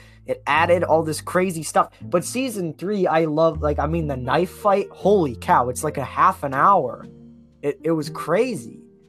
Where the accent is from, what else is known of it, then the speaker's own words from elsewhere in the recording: Edmonton, Alberta, Canada; We're all from Edmonton.